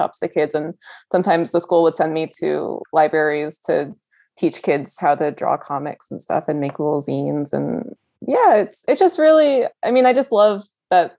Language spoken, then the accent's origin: English; a small town outside of Orlando, Florida, United States; I grew up in Florida in a small town outside of Orlando